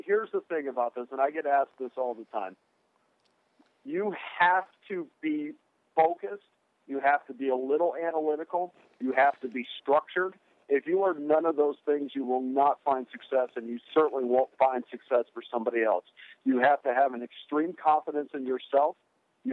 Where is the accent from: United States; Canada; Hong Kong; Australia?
United States; Schenectady, New York; moved away as an adult; I'm from Albany, and well, just outside of Albany, a little town called Schenectady